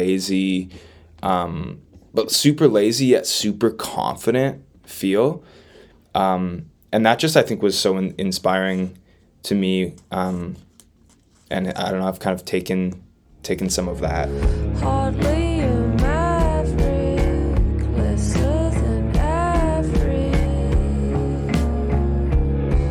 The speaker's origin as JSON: {"language": "English", "town": "Winnipeg", "region": "Manitoba", "country": "Canada", "tie": "born or raised there", "said": "growing up around Winnipeg"}